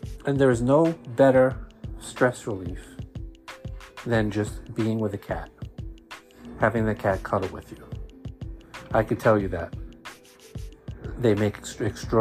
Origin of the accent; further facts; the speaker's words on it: New York City, New York, United States; accent: Brooklyn Jewish; my Brooklyn Jewish accent